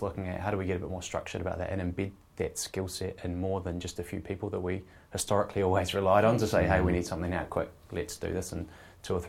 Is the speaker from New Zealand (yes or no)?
yes; Dunedin, Otago, New Zealand; now in Wellington, New Zealand; Dunedin. So that's my hometown